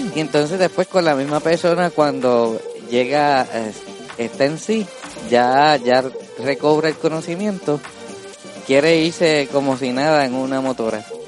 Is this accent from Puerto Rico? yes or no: yes; Puerto Rico; somos así los puertorriqueños